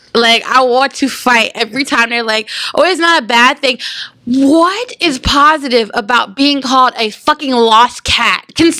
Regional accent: United States; Like, we were literally born in America.

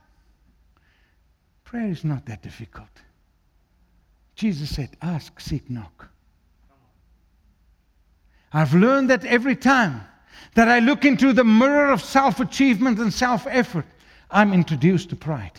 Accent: South Africa; first language Afrikaans; English is a second language; I'm an Afrikaans guy. I'm a Burki. English is my third language. Afrikaans is first

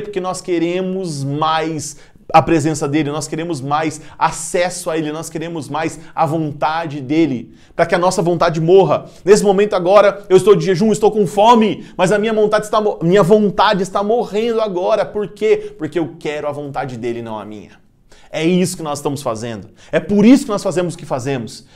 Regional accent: Brazil; nós somos agraciados como brasileiros

